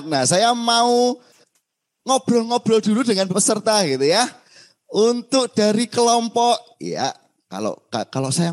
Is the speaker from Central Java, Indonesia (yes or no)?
yes; Semarang, Central Java, Indonesia; Baik Bapak Ibu perkenalkan saya … begitu ya. Ada saya dari Semarang yang nanti akan bantu Bapak Ibu gitu ya.